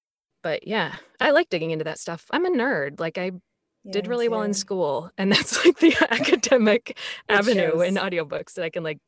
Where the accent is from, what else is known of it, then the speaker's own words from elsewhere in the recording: Carlisle, Massachusetts, United States; also born or lived in Concord, Massachusetts; it was in Massachusetts where I grew up.